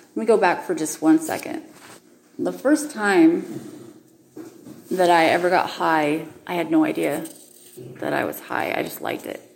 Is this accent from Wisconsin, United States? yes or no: no; Utah, United States; I was raised in Utah